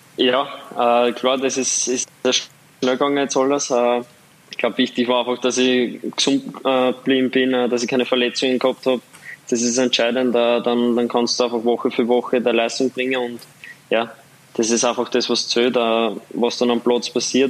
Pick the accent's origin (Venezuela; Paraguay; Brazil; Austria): Austria; Waldviertel, Lower Austria; accent: Waldviertler Dialekt; moved away; mein Waldviertler Dialekt